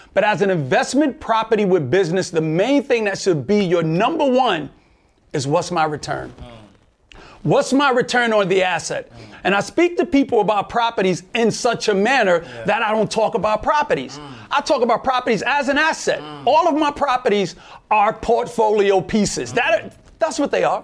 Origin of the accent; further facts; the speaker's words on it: New York City, New York, United States; I'm from Brooklyn, New York